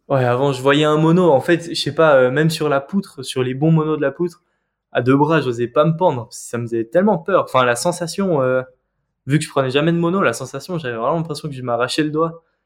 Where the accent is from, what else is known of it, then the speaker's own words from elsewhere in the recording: Geneva, Switzerland; moved away as an adult; now in Valais, Switzerland; la seule falaise de Genève, là où j'ai grandi